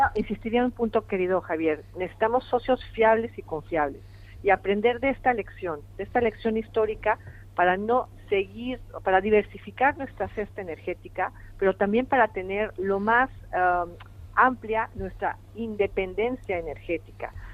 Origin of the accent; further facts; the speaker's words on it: Mexico; moved away; yo tengo mi posición como mexicana